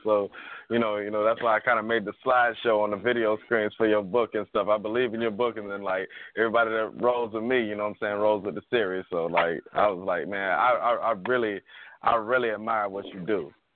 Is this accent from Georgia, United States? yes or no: yes; Atlanta, Georgia, United States; I'm from the hood. I'm from Bankhead